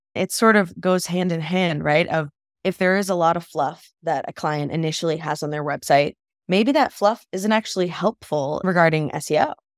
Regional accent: East Coast, United States; moved away as an adult; also born or lived in Colorado; I'm from the East Coast

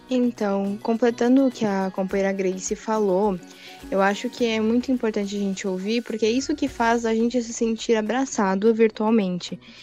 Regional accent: São Paulo, Brazil; accent: paulista; a gente aqui do 4420 não tem sotaque. A gente é da capital de São Paulo

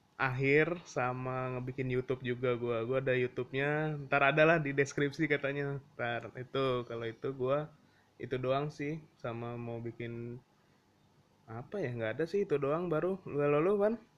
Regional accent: Jakarta, Indonesia; kita kan orang Jakarta

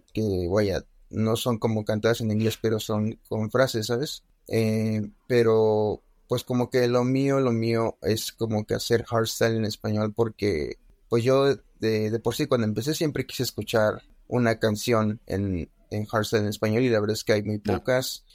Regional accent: Mexico; Aquí en mi país

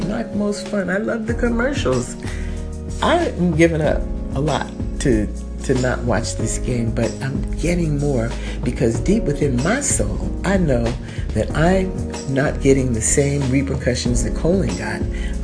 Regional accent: United States; I am an American

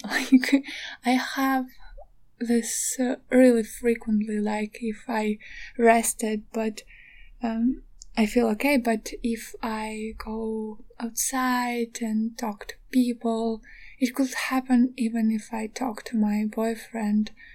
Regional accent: Donetsk, Donetsk Oblast, Ukraine; moved away as an adult; now in Kyiv, Ukraine; I am actually from Donetsk. Additionally, like I had to flee from my home like uh, nine years ago

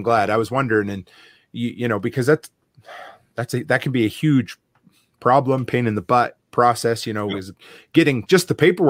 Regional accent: Nova Scotia, Canada; now in Alberta, Canada; where I grew up on the East Coast in Nova Scotia

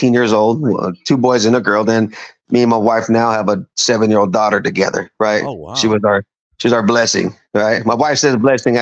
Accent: Fremont, California, United States; also born or lived in Fort Riley, Kansas / Hayward, California; we grew up in Fremont

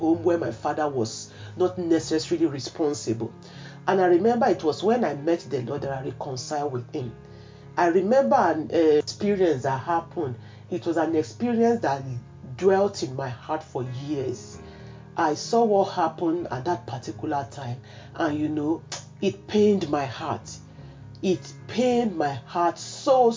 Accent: Nigeria; I grew up in Nigeria

